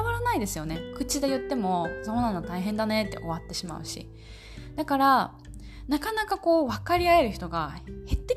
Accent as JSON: {"language": "Japanese", "country": "Japan", "tie": "born or raised there", "moved": "as an adult", "lives_now": "United States", "said": "私は日本人日本の常識をもう二十何年ってやってきて海外にアメリカに住んでる"}